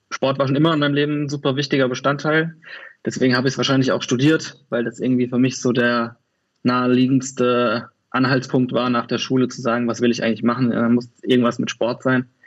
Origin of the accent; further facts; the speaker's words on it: Kaiserslautern, Rhineland-Palatinate, Germany; now in Cologne, Germany; ich komme äh, aus Köln, also ursprünglich komme ich aus Kaiserslautern, aber bin seit 17 Jahren in Köln. Von daher ähm, stelle ich mich immer als Kölner vor.